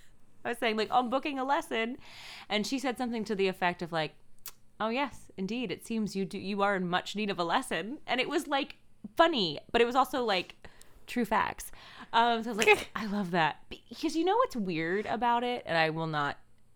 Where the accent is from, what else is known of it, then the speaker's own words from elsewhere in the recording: Missouri, United States; born there; also born or lived in Maryland / Boston / Ohio / Maine; I lived in Boston. I lived in Ohio for a hot minute. I lived in Maine for a little while. And I was born in Missouri. And then I lived in Maryland for the large chunk of my life.